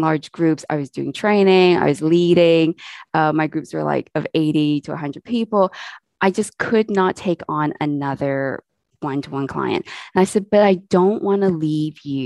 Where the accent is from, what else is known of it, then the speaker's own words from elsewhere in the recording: Canada; now in England, United Kingdom; I am Canadian. I live in England at the moment with my family